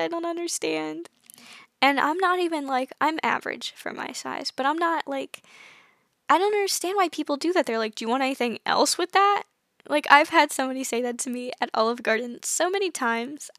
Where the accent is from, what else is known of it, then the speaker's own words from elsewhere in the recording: United States; I'm from the United States.